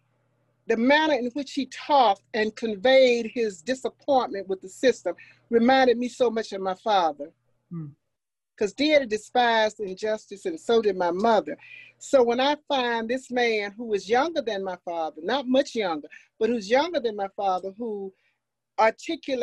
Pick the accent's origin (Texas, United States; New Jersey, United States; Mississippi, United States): Mississippi, United States; Meridian, Forest; also born or lived in Jackson, Mississippi; I was born in Jackson on Ferris Street in an all-Black hospital. 2 years later, my parents moved to Meridian, Mississippi. And in 1954, Brown versus Board of Education, my father moved to Forest, Mississippi. So I was really born in Jackson, 6 or 7 years in Meridian. And then I've been in Forest since 1954